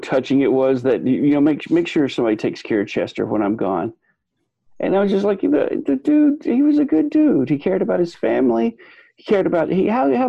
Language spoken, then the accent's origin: English; Ireland; that whole dead inside thing, that's just because I'm Irish.